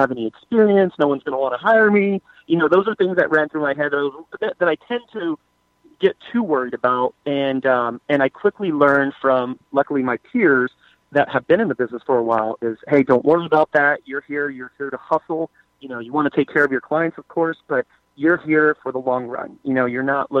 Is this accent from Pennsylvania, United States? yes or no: no; San Antonio, Texas, United States; born and raised in San Antonio.